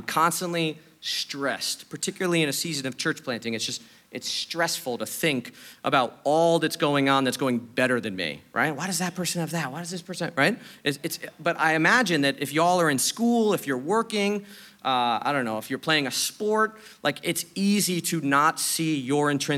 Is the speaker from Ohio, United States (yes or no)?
no; New York City, New York, United States; I'm a New Yorker, I'm straightforward